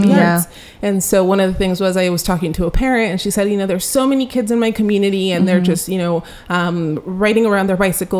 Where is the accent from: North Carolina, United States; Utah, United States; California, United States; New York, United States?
California, United States; Santa Ana; also born or lived in Mexico; Growing up in Santa Ana as a youth, wanting access to creative expression was a little bit difficult